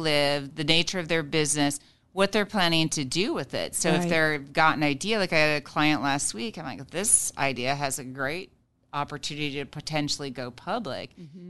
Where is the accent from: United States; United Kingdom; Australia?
United States; Nebraska; So in some states, again, my home state of Nebraska is not super protective of a single member LLC.